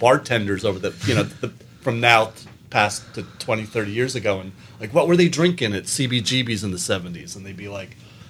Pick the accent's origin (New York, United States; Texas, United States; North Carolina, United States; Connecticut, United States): New York, United States; New York City; I'm a New Yorker.